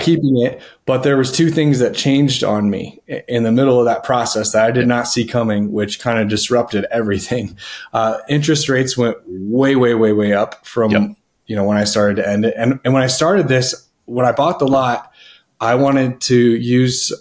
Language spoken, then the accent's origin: English; Denver, Colorado, United States; I am from Denver, Colorado